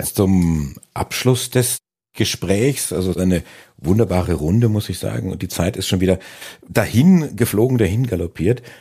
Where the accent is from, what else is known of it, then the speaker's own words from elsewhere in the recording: Franconia, Bavaria, Germany; als gebürtiger Franke